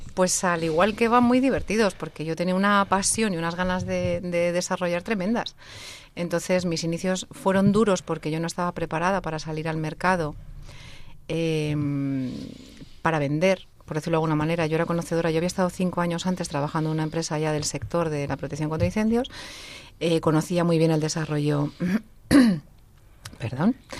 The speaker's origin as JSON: {"language": "Spanish", "town": "Salamanca", "region": "Castile and León", "country": "Spain", "said": "Yo soy de Salamanca"}